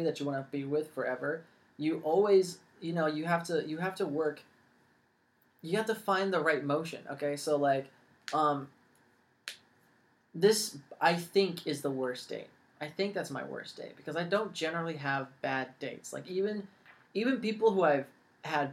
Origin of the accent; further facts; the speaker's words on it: San Jose, California, United States; moved away; also born or lived in Los Angeles, California; I'm from San Jose. I was born in Los Angeles, but I moved to San Jose, yeah. And I was there for a long time.